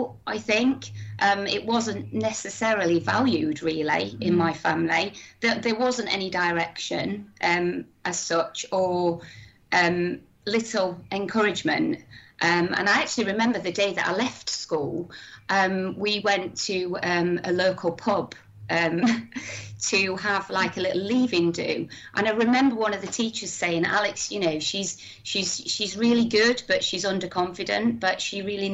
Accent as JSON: {"language": "English", "region": "Yorkshire and the Humber", "country": "United Kingdom", "tie": "born or raised there", "also_born_or_lived": "London", "moved": "as an adult", "lives_now": "Bournemouth, United Kingdom", "said": "growing up in Yorkshire"}